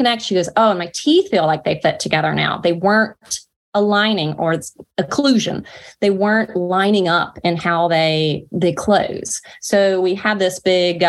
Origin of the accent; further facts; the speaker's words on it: North Carolina, United States; accent: Southern drawl; I'm Southern and from North Carolina